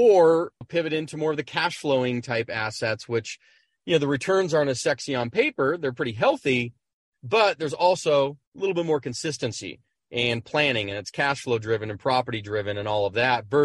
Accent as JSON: {"language": "English", "town": "San Diego", "region": "California", "country": "United States", "tie": "born or raised there", "said": "born and raised in San Diego."}